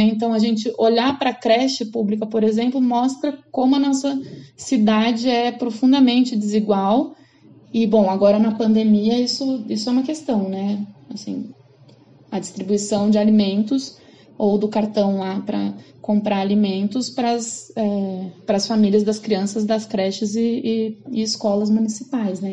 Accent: São Paulo, Brazil; eu sou de São Paulo

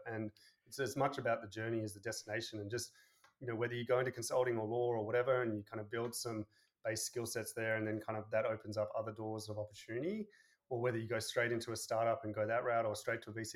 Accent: Sydney, New South Wales, Australia; moved away as an adult; also born or lived in San Francisco, United States / Boston, United States / Denver, United States; I grew up um, in Sydney

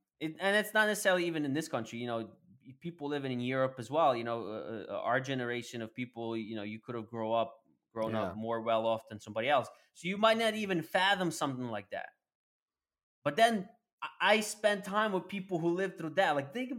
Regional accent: Russia; English is a second language; I was born in Soviet Union, and I grew up during the rebuilding period. So there was a lot of fucked up shit going on back then.

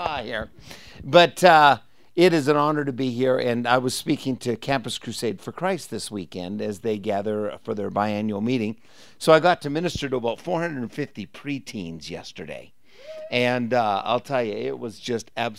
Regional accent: Canada; moved away as an adult; also born or lived in Portland; I grew up in Canada

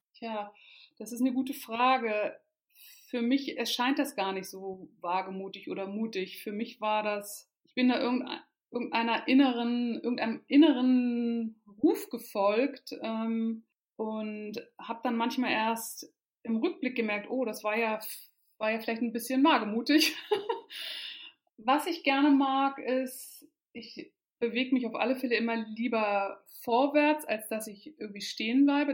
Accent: Kiel, Schleswig-Holstein, Germany; moved away as an adult; also born or lived in Lüneburg / Hamburg; ich bin in Kiel aufgewachsen ähm, und dort auch in die Schule gegangen.

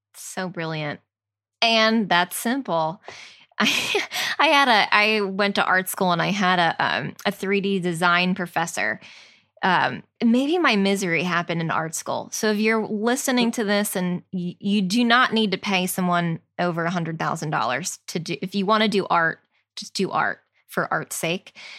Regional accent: New Jersey, United States; we're from New Jersey

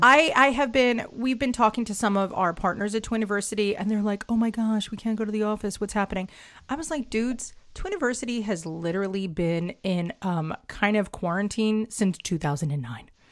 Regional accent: New York City, New York, United States; as a New Yorker

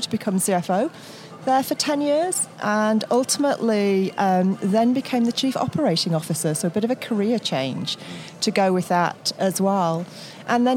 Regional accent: United Kingdom; moved away as an adult; I'm a Brit. I started as an accountant back in the UK

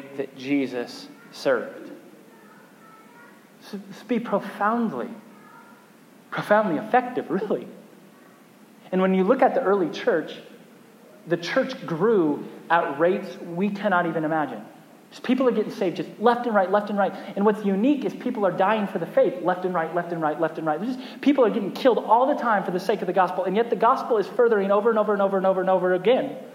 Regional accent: United States; as an American pastor

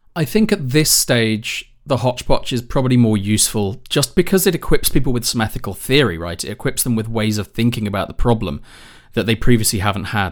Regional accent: United Kingdom; I'm British

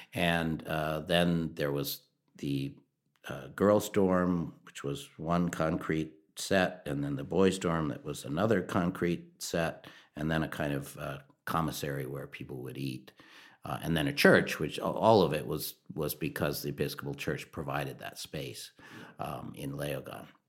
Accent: Durham, North Carolina, United States; I grew up in North Carolina, Durham and the Triangle area

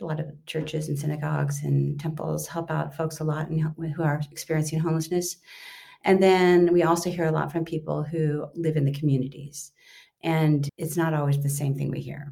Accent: Los Angeles, California, United States; moved away as an adult; it led me back to my hometown. So I've been working for the last five years for Mayor Eric Garcetti here in Los Angeles

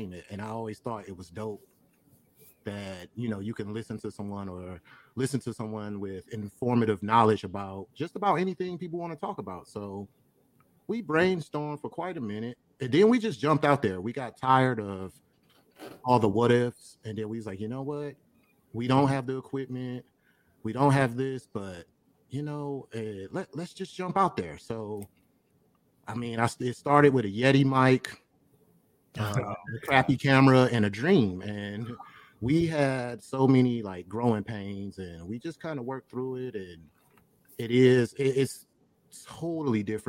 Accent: Detroit, Michigan, United States; moved away as an adult; now in Atlanta, United States; I am originally from Detroit, East Side, 6 Mile.

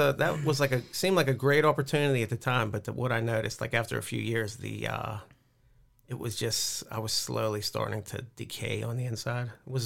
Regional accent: West Mifflin, Pennsylvania, United States; I grew up in West Mifflin. My family's from Hazelwood. My parents relocated there, so I grew up in West Mifflin.

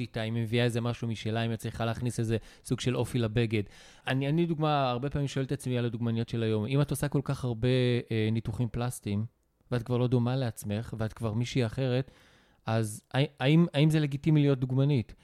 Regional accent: Israel; אני ישראלי

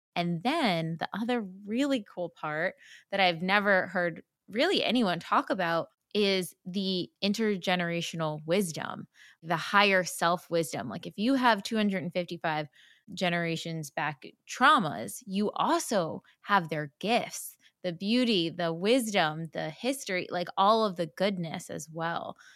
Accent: New Jersey, United States; I'm from Jersey as well

